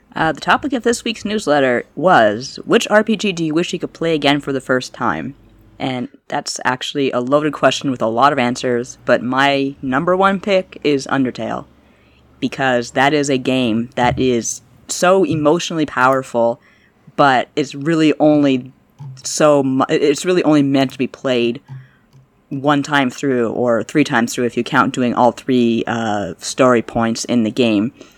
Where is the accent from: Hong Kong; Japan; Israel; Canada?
Canada; Toronto, Ontario; I'm from Toronto